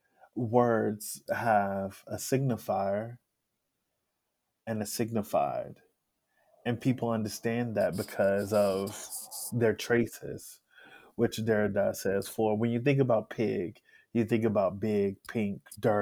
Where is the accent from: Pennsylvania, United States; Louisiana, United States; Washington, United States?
Louisiana, United States; Alexandria; I'm from Alexandria, Louisiana